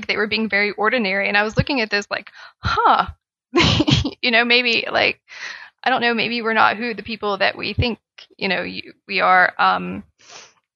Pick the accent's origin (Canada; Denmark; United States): United States; Appalachia; as an Appalachian